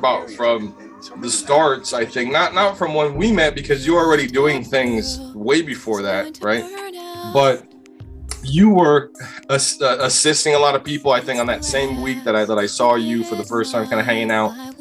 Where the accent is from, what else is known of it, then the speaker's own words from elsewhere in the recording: Hialeah, Florida, United States; also born or lived in Atlanta; now in Miami, United States; I grew up in Hialeah